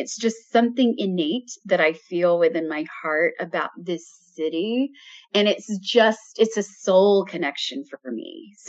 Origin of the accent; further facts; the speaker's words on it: United States; I was in a small town. So my hometown is just on the border of Alabama and Georgia. So it's a small town, but it's near Atlanta, Georgia.